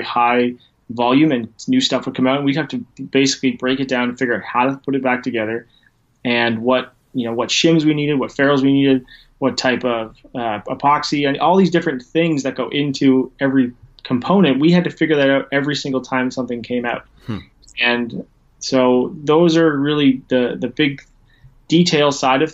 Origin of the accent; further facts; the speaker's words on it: Ontario, Canada; now in Port Dover, Canada; I'm located in Canada. I'm just a couple hours west of Toronto, in a little town called Port Dover